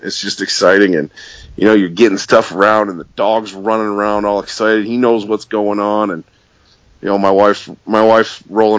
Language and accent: English; Michigan's Upper Peninsula, United States; I grew up chasing grouse in Michigan's Upper Peninsula